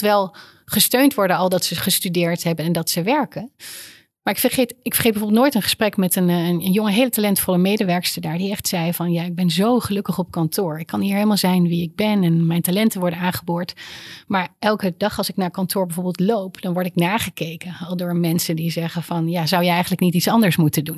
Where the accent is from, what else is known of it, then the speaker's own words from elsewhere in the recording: Netherlands; ik heb heel vaak als Nederlander in het buitenland